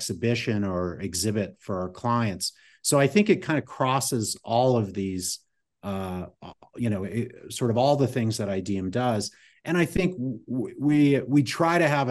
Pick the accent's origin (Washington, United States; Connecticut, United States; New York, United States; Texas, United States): Connecticut, United States; moved away; when I grew up in Connecticut.